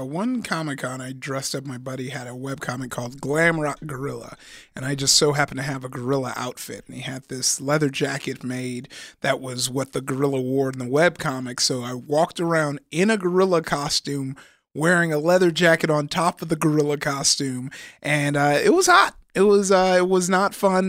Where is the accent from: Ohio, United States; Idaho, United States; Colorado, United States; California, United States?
California, United States; Compton; I'm from Compton.